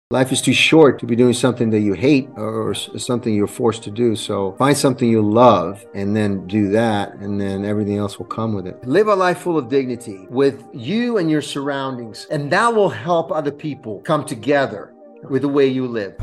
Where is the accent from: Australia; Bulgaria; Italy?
Italy; Rome, Lazio; also born or lived in California / New York; now in Florida, United States; I was born in Rome, Italy, uh, and then, uh, me, myself and my family moved to the coun-, to this country in nineteen eighty-five.